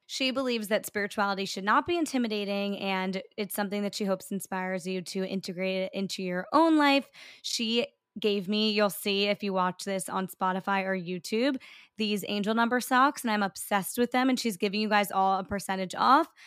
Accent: New York, United States; I'm a New Yorker

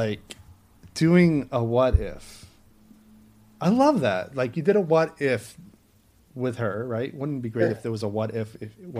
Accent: Maine, United States; moved away; my hometown in Maine.

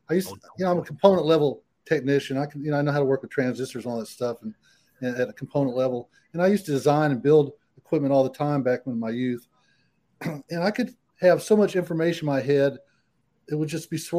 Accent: San Diego, California, United States; born there; I was conceived in Corpus Christi, but the war broke out, and I was born in San Diego, California.

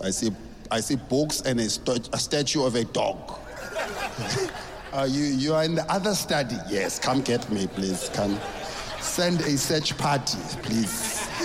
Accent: South Africa; I grew up in South Africa

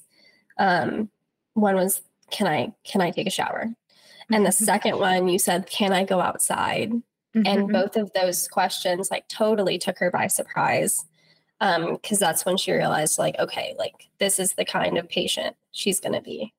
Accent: Virginia, United States; I'm born and raised in Virginia

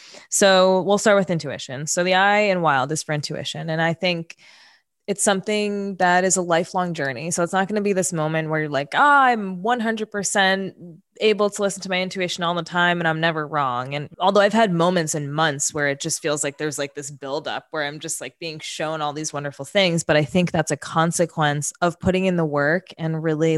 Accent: New York City, New York, United States; moved away as an adult; now in California, United States; I grew up in New York City. I grew up in Queens

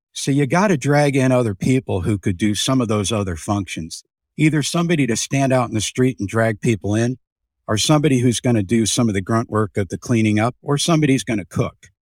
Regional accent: Youngstown, Ohio, United States; I'm from Youngstown, Ohio

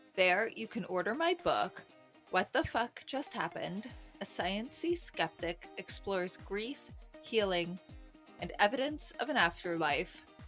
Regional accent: New York City, New York, United States; I'm a New Yorker

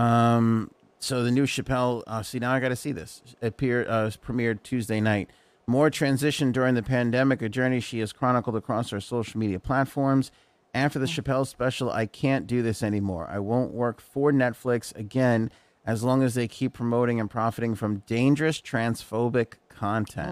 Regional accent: New York, United States; we grew up in New York.

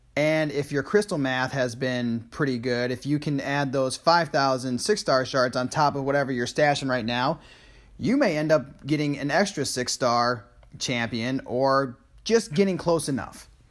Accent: Saratoga Springs, New York, United States; moved away; also born or lived in Nashville, Tennessee; my hometown of Saratoga Springs, New York

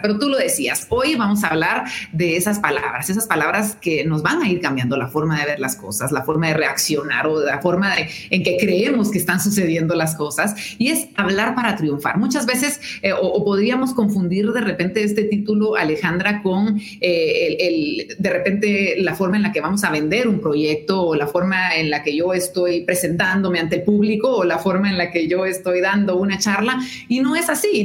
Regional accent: Guatemala

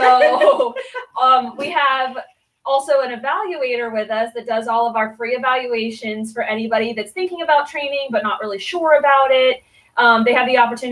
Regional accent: Pennsylvania, United States; now in Crestview, United States; I'm originally from Pennsylvania

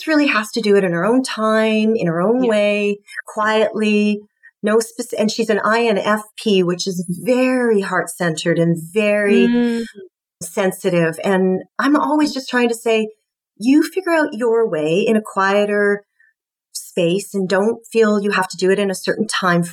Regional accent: Scotland, United Kingdom; I'm Scottish

